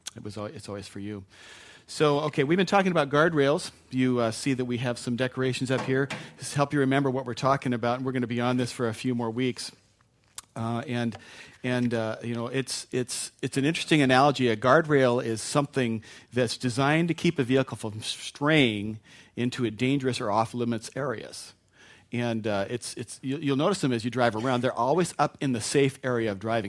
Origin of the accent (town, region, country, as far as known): United States